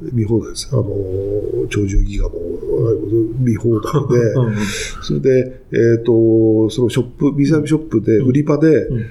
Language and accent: Japanese; Tokyo, Japan; 東京生まれで